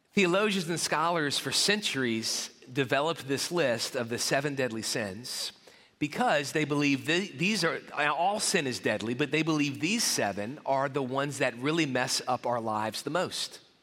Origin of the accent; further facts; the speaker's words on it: New Orleans, Louisiana, United States; my school where I grew up in the New Orleans area